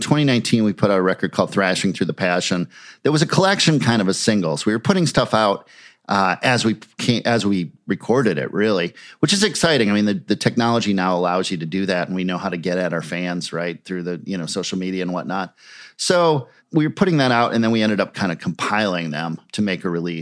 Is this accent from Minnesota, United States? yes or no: yes; Minneapolis, Minnesota, United States; in Minneapolis. And so having these bands in my hometown